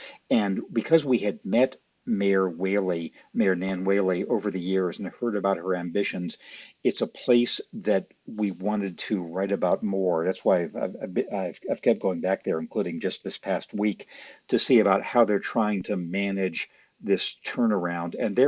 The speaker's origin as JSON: {"language": "English", "region": "West Coast", "country": "United States", "tie": "born or raised there", "moved": "yes", "said": "I grew up on the West Coast"}